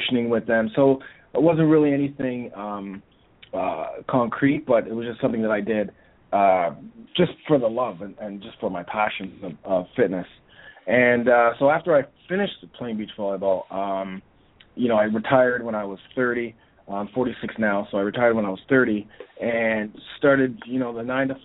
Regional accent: Toronto, Ontario, Canada; I'm here from Toronto, Canada

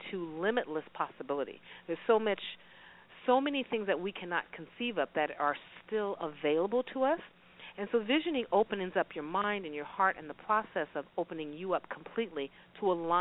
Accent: Alaska, United States; now in Las Vegas, United States; I'm from Alaska. I moved from Alaska all the way to Vegas

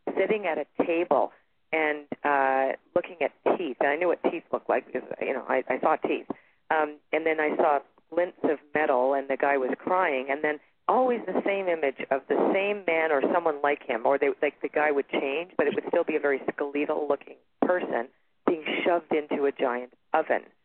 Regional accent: Toronto, Ontario, Canada; now in Sedona, United States; I'm originally from Toronto, Canada, and I live in Sedona, Arizona right now.

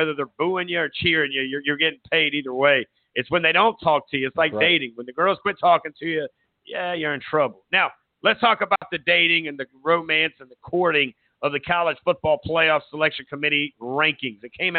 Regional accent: Myrtle Beach, South Carolina, United States; I'm from Myrtle Beach

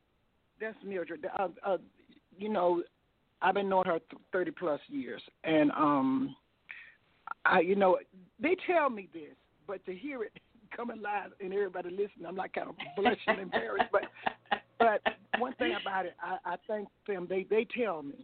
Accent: Tuscaloosa, Alabama, United States; Stemmer College in Tuscaloosa, my hometown

